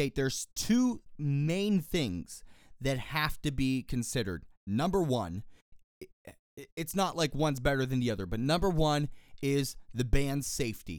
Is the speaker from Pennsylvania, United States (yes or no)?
yes; Pittsburgh, Pennsylvania, United States; I'm from Pittsburgh